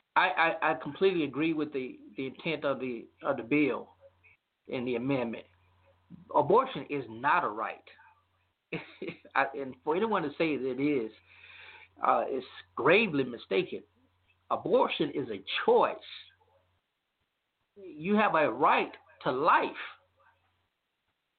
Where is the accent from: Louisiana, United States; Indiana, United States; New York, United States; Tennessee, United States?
Louisiana, United States; My home state of Louisiana